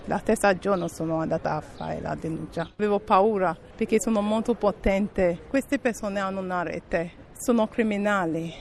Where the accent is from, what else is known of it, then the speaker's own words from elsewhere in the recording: Nigeria; Italian is a second language; moved away as an adult; also born or lived in Spain / Castel Volturno, Italy; now in Italy; Quando ero al mio paese non vivevo male, sono laureata in informatica